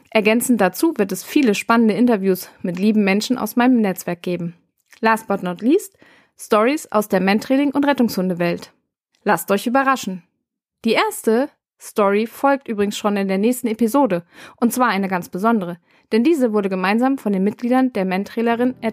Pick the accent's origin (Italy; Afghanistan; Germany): Germany; Bremen; born there; now in Rhein-Main, Germany; gebürtig bin ich aus Bremen und mittlerweile im Rhein-Main-Gebiet gelandet.